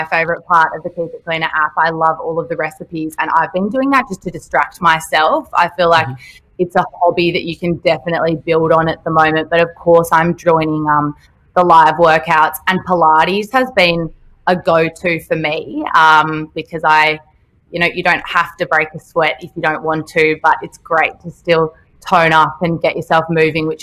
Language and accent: English; Sydney, New South Wales, Australia; moved away as an adult; now in Melbourne, Australia; I'm from Sydney, so I moved to Melbourne in November